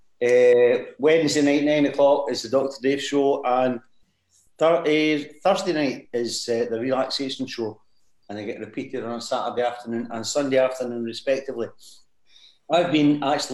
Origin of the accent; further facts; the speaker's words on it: Dumbarton, Scotland, United Kingdom; my hometown of Dumbarton, the son of the Rock